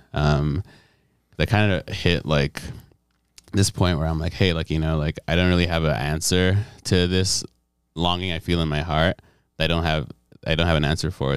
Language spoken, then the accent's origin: English; Nigeria; moved away as an adult; also born or lived in Detroit, Michigan, United States; now in United States; Right after I was born, I moved back to Nigeria, and that's where I actually did, um, all my school, K twelve, before coming back to America